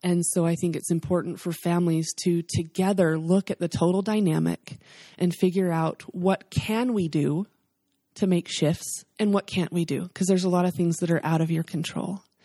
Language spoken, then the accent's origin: English; the South, United States; We're from the South